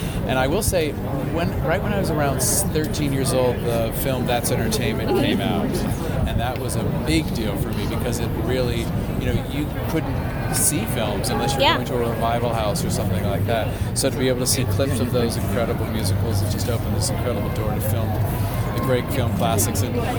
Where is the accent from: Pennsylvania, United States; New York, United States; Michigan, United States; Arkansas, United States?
Pennsylvania, United States; Pittsburgh; Because I'm from Pittsburgh